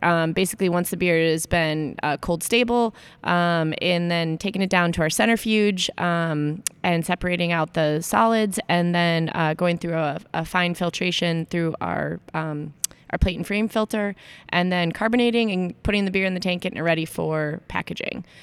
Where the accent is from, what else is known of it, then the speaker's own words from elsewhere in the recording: Aurora, Illinois, United States; back in Chicago, my hometown